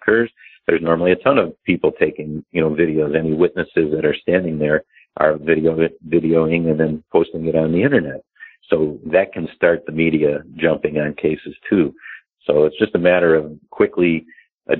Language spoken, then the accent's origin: English; Chicago, Illinois, United States; I'm from Chicago